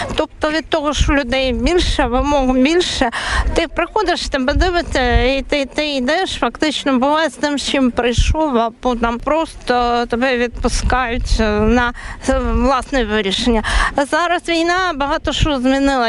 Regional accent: Ukraine; moved away as an adult; now in Latvia; людей з України

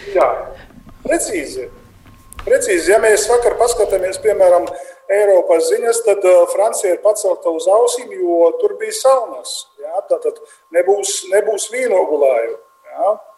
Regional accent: Latgale, Latvia; accent: very strong accent; Es esmu vienkārši latvietis, kurš runā ar ļoti lielu akcentu.

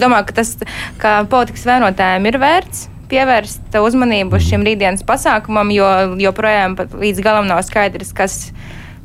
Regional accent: Rēzekne, Latgale, Latvia; Es pati esmu no Rēzeknes

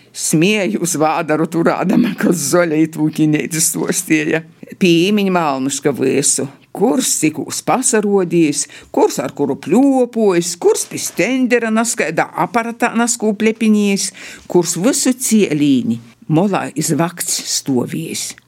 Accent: Latgale, Latvia; accent: Latgalian; mēs runājam latgaliski.

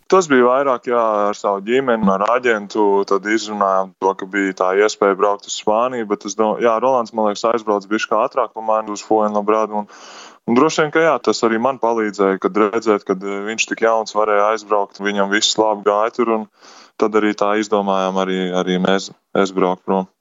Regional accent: Rūjiena, Valmiera Municipality, Latvia; moved away as an adult; now in Spain; Pats esmu no Rūjienas, tad arī Rūjienā sāku spēlēt.

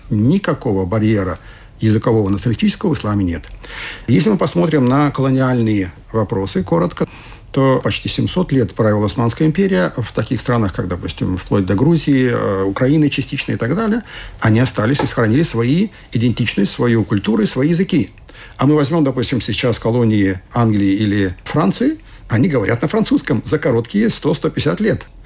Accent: Germany; вот я сам немец, да, принял ислам.

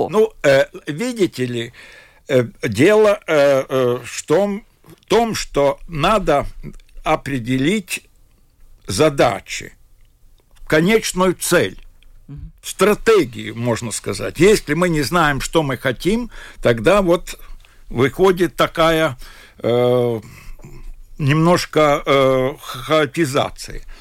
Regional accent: Latvia; Хотя бы он такой же, э, ну, как я говорю, латыш, как и я.

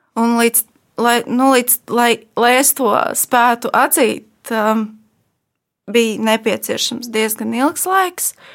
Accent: Ogre, Ogre Municipality, Latvia; es nāku no mazas pilsētas. Uh, es nāku no Ogres

